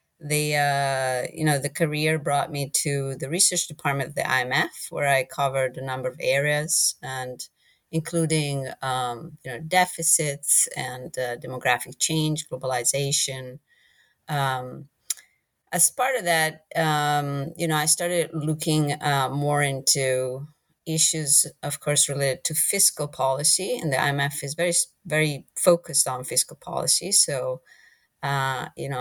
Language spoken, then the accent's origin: English; Italy; moved away as an adult; also born or lived in England; now in United States; I'm originally from Italy